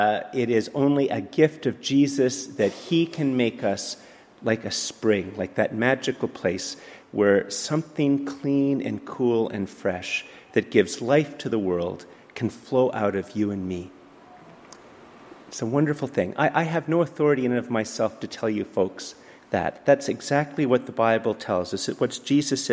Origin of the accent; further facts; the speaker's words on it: Montreal, Quebec, Canada; moved away; also born or lived in Ottawa; I grew up in Montreal and then lived in Ottawa